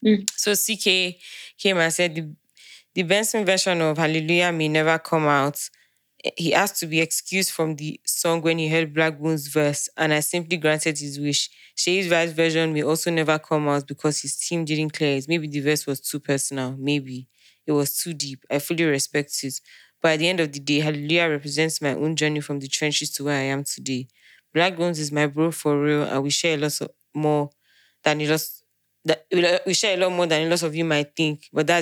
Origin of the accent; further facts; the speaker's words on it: Nigeria; we're Nigerian, man.